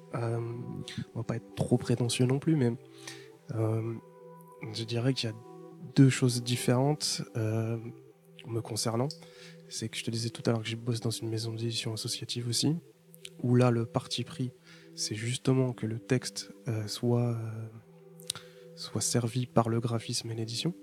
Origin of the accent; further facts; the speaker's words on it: Paris, Île-de-France, France; je viens de Paris